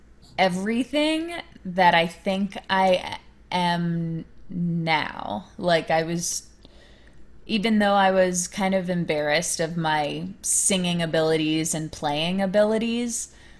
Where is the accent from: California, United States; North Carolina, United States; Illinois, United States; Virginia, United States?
Virginia, United States; that's where I grew up in Virginia